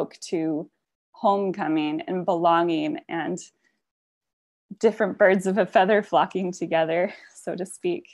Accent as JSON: {"language": "English", "town": "Sultan", "region": "Washington", "country": "United States", "tie": "born or raised there", "also_born_or_lived": "Vancouver", "moved": "yes", "said": "I'm actually at home in my hometown in Sultan, Washington"}